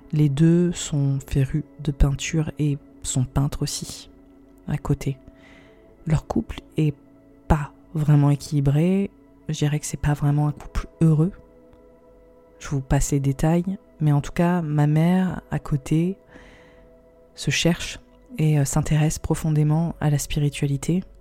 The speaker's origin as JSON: {"language": "French", "country": "India", "tie": "born or raised there", "said": "Aujourd'hui, je vais vous parler de mon expérience en milieu sectaire, mon enfance en Inde, dans un environnement euh, bourré de, de dérives."}